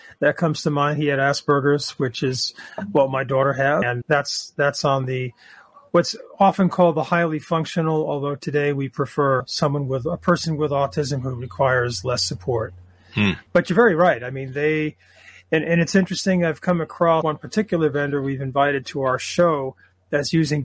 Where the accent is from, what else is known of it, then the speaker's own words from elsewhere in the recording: New York City, New York, United States; New York City, my backyard and my hometown